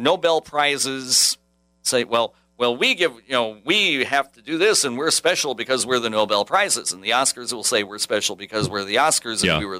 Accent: Crawford County, Wisconsin, United States; I grew up in Crawford County

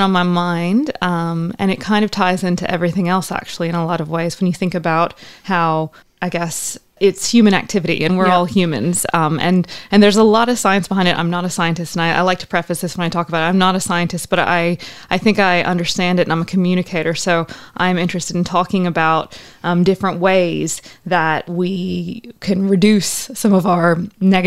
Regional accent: South Carolina, United States; moved away as an adult; also born or lived in Asheville, North Carolina; now in Australia; I grew up in South Carolina

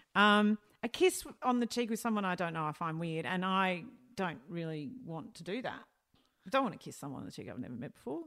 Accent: Melbourne, Victoria, Australia; I grew up northern suburbs of Melbourne.

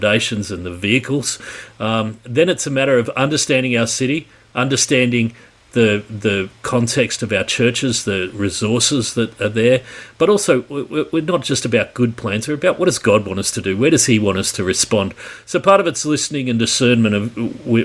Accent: Sydney, New South Wales, Australia; Born and bred in Sydney in 1966, so I'm well in my 50s at the minute

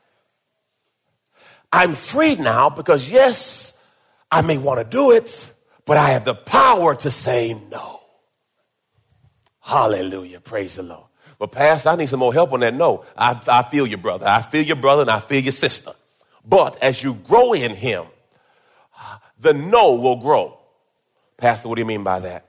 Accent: Jamaica; I was born in Jamaica

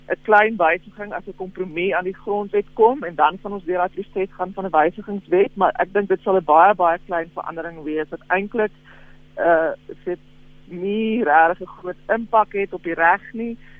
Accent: South Africa; as Suid-Afrikaners

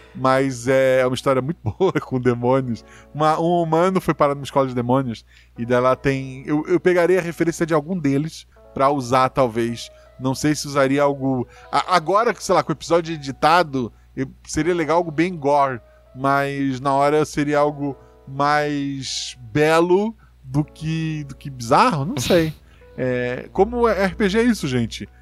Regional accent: Florianópolis, Santa Catarina, Brazil; born or raised there

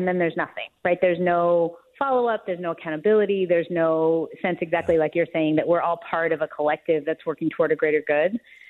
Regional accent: United States; I was born in the United States.

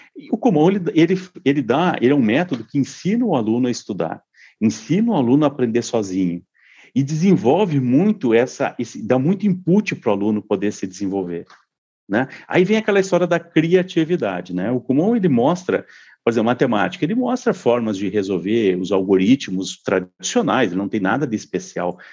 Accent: Santa Maria, Rio Grande do Sul, Brazil; moved away as an adult; eu nasci em Santa, em Santa Maria, no Rio Grande do Sul, eh, e morei lá até os 24 anos

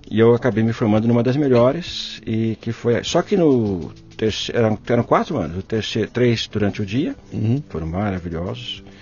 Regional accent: São Paulo, Brazil; nasci em São Paulo, capital.

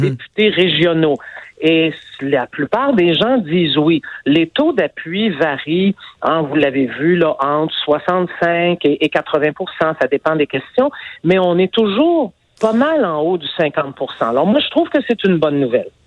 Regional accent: Montreal, Quebec, Canada; je suis montréalaise

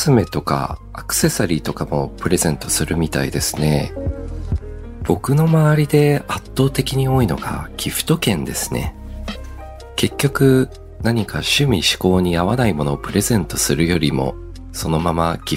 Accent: Australia; also born or lived in Japan; 僕帰国子女で二十歳までオーストラリアにいたんですけど、オーストラリアや西洋の国ではホワイトデーがないんですよ。

